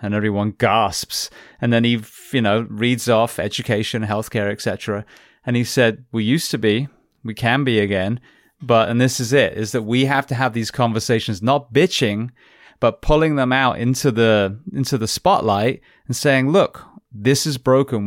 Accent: England, United Kingdom; now in United States; national health that I grew up with in England

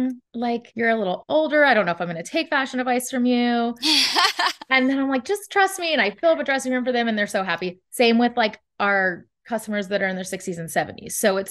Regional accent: Texas, United States; moved away; also born or lived in California; I'm originally from Texas. I lived in California

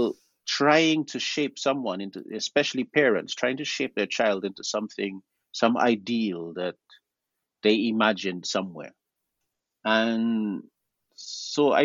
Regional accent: Guyana; My family comes from South America. We're also included regionally within the Caribbean, because I'm from Guyana, and we're Creole.

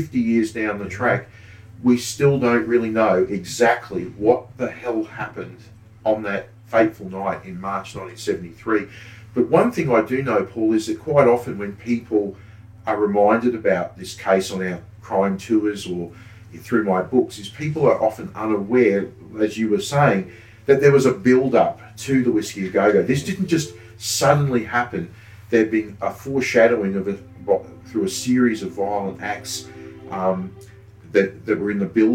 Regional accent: Brisbane, Queensland, Australia; I was born in Brisbane, I grew up in the 70s

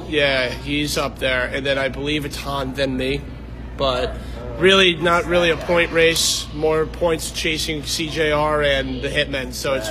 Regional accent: Buffalo, New York, United States; I am from Buffalo, New York.

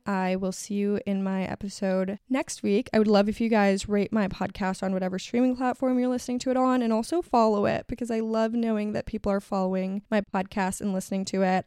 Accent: Miami, Florida, United States; moved away; I grew up in Miami

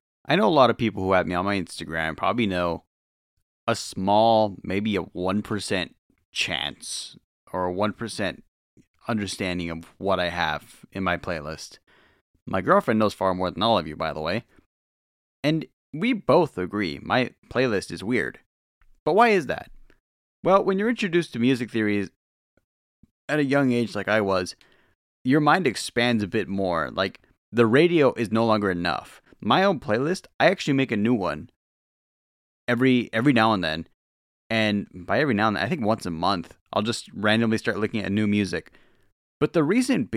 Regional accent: Lakewood, California, United States; I was born in Lakewood, California, you know, near Los Angeles

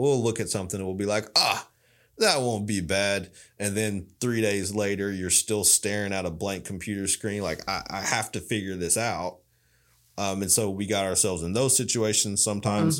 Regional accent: Loudon, Tennessee, United States; I grew up in Loudoun, Tennessee.

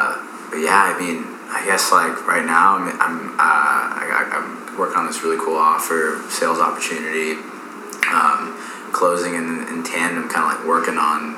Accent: East Coast, United States; now in Texas, United States; I shouldn't say this because, like, I came from the East Coast, but, like, it's just weird, bro.

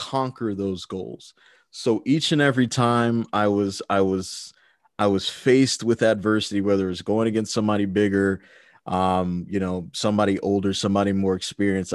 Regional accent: Maryland, United States; growing up in Maryland as a child

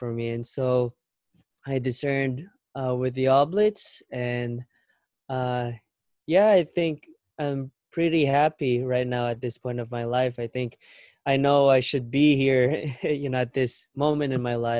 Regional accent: Philippines; now in United States; We grew up in the Philippines, and when we moved here in the States back in 2011

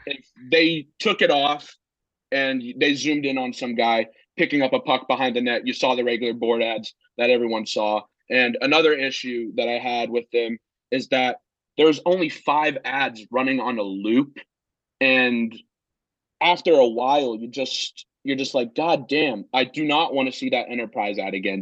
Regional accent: Northern Virginia, United States; moved away as an adult; now in Blacksburg, United States; I'm originally from Northern Virginia, but my mom is from Pittsburgh, so I'm a Penguins fan

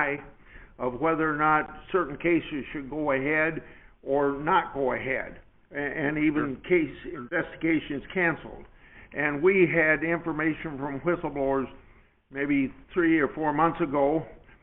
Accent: New Hartford, Iowa, United States; I live within 4 miles of the farmhouse I was born in 88 years ago

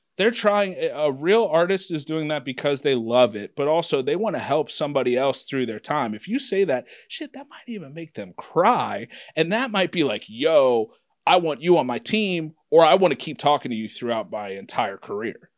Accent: Anderson, Ohio, United States; I'm from Anderson

